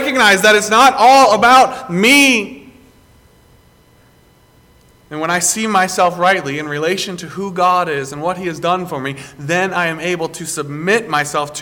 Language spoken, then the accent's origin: English; South Carolina, United States; moved away; I grew up down in general Tar Heel country, growing up in South Carolina